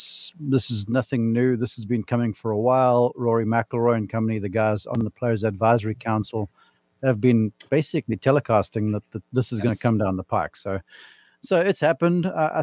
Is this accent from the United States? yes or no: no; South Africa; Growing up in South Africa, it's rugby and cricket.